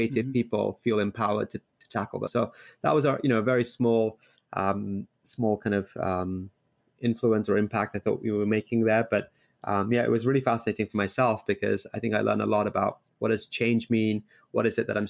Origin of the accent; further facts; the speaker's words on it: London, United Kingdom; also born or lived in Liverpool; now in Bay Area, United States; I grew up in London. I actually first moved to the UK to Liverpool